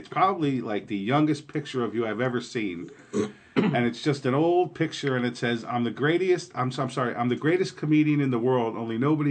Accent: New York, United States; And that's where I grew up. I grew up there right

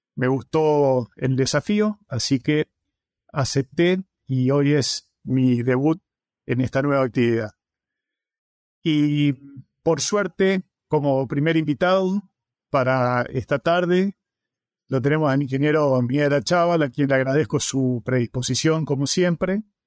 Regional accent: Avellaneda, Santa Fe, Argentina; moved away as an adult; also born or lived in Córdoba; now in Florida, United States; Trabajé durante muchos años en el noreste del país, en la zona de Reconquista, Avellaneda, de donde soy oriundo

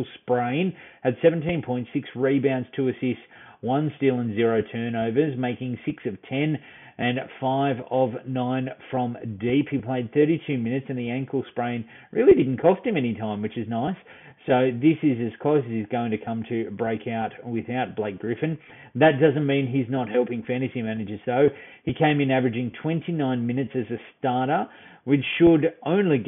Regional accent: Australia; we're Aussie

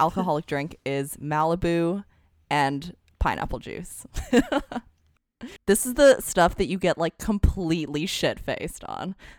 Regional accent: Alberta, Canada; now in San Francisco Bay Area, United States; I was originally born and raised in Alberta in Canada.

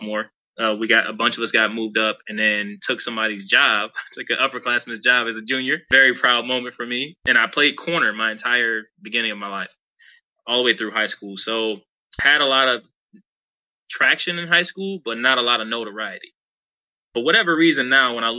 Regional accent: Detroit, Michigan, United States; also born or lived in Grand Rapids, Michigan; originally I'm from Detroit, Michigan, right? Growing up in Detroit was inner city stuff

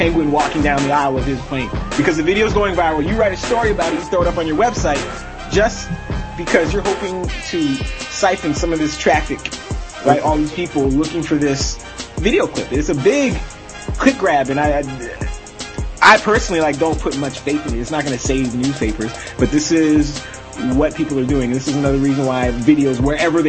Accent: Toronto, Ontario, Canada; I'm from Toronto.

